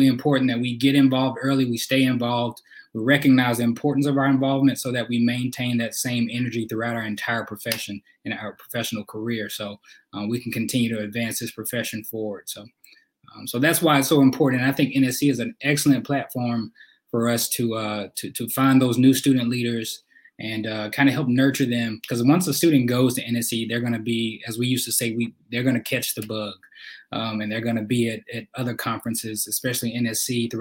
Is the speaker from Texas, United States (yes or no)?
no; Mississippi, United States; moved away as an adult; now in Atlanta, United States; So I am originally from Mississippi.